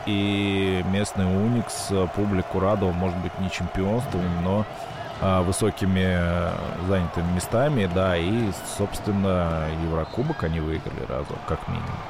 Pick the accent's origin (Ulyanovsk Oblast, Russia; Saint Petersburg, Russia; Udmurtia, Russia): Ulyanovsk Oblast, Russia; Ulyanovsk; у меня родители из Астрахани. Я сам из Ульяновска